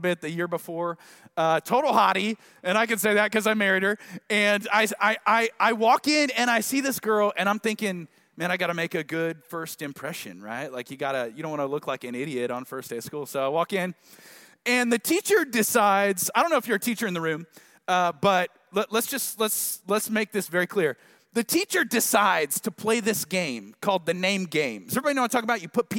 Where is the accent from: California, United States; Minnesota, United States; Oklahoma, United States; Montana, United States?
Oklahoma, United States; Tulsa; now in Dallas area, United States; I'm from Tulsa, but I've kind of forgotten what it's like to live here